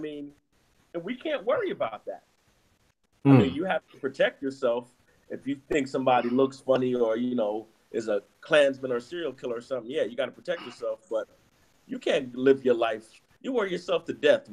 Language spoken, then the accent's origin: English; New York City, New York, United States; I'm from New York City